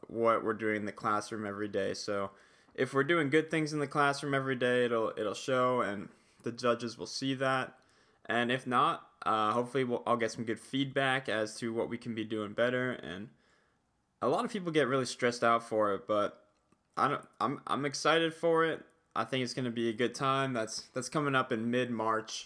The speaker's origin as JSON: {"language": "English", "region": "New Jersey", "country": "United States", "tie": "born or raised there", "also_born_or_lived": "Pennsylvania", "moved": "as an adult", "said": "I grew up in New Jersey, and then I went to school in Pennsylvania"}